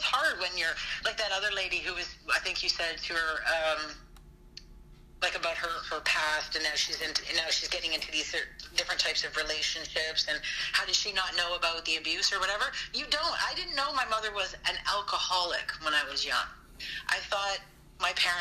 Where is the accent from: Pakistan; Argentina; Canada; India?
Canada; British Columbia; moved away; also born or lived in Toronto; small town out in BC, very small town